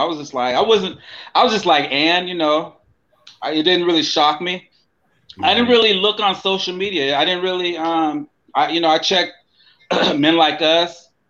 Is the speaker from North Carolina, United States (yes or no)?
no; California, United States; also born or lived in Long Beach, California; Yeah, I'm a Californian. I live in Long Beach, Southern California.